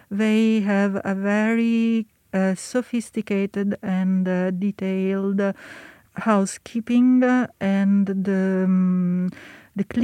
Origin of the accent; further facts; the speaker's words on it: Milan, Lombardy, Italy; moved away as an adult; now in Paris, France; me and Fabrizio, we are both from Italy. I am uh, from Milano, Fabrizio is from Rome. It is about uh, 15 20 years that uh, we are based in uh, Paris